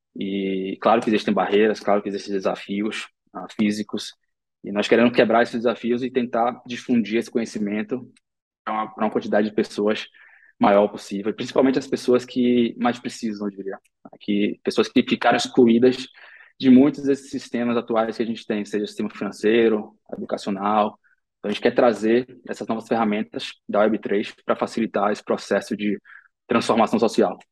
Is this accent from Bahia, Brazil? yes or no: yes; Salvador, Bahia, Brazil; nós três crescemos em Salvador